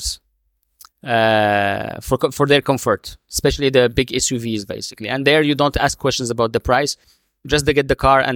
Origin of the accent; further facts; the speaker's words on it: Morocco; now in United Arab Emirates; my home country. I'm originally from Morocco.